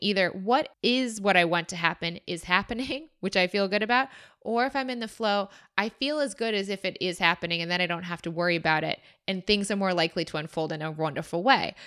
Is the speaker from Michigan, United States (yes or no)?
yes; Michigan, United States; moved away; I said I was from Michigan